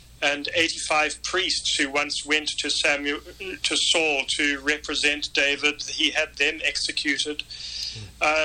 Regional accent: South Africa; now in Pittsburgh, United States; I was a white South African paratrooper

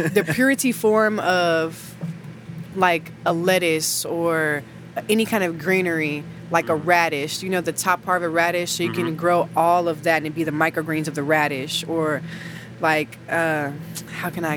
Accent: Houston, Texas, United States; moved away; I'm from Houston.

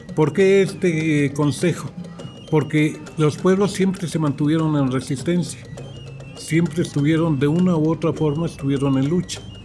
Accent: Mexico City, Mexico; Soy comunero de, de Milpa Alta

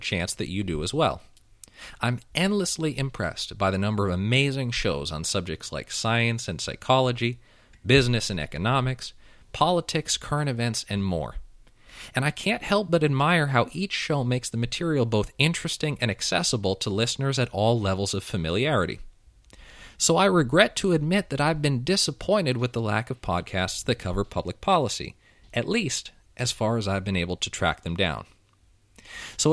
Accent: California, United States; moved away as an adult; now in Washington, D.C., United States; I'm from California, but full disclosure, I'm not in California at the moment. Instead, I'm in Washington, D.C.

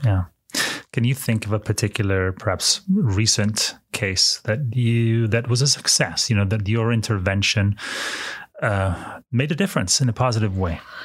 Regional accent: United Kingdom; now in United States; I'm an immigrant from the United Kingdom.

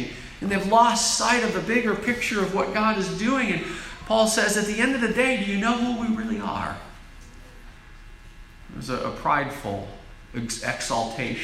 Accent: United States; As American Christians

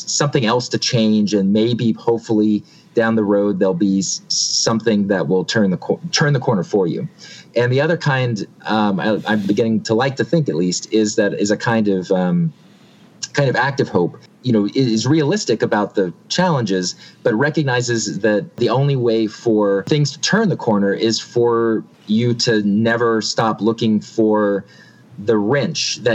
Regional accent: Alabama, United States; moved away; I'm originally from Alabama

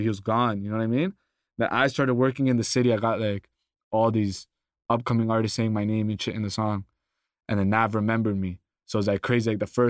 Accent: Toronto, Ontario, Canada; Oh, that's cool. It's like there's like a scene there right now, but it hasn't like fully blown up.

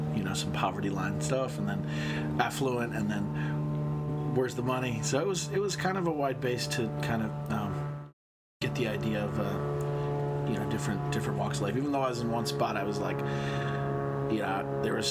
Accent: Lincoln Park, New Jersey, United States; Born and raised in Lincoln Park, New Jersey.

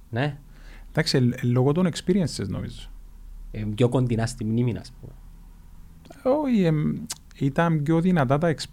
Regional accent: Nicosia, Nicosia District, Cyprus; Μεγάλωσα, ε, μεγάλωσα στη Λευκοσία, δεν έχω τον τη σύνδεση την ε, δυνατή που νιώθεις εσύ, δεν το νιώθω.

